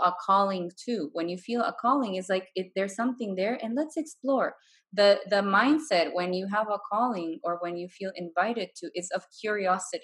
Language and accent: English; Bolivia; moved away as an adult; I'm from Bolivia, and I've traveled the world. Like, I've lived abroad for 8 years now. And I'm looking at going back home now.